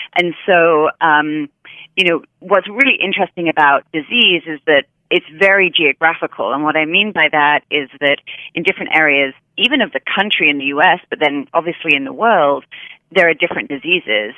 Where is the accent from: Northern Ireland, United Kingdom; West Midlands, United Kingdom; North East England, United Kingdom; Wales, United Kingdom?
West Midlands, United Kingdom; Hereford; moved away as an adult; also born or lived in London; now in United States; I grew up in a small um, town called Hereford, which is in England, and it's right on the, the Welsh border